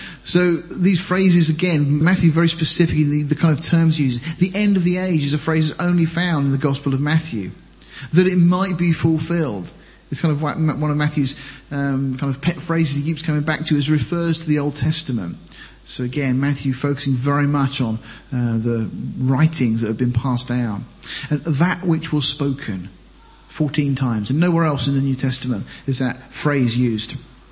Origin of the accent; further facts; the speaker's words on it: Deal, South East England, United Kingdom; I was born in Deal, I came from Deal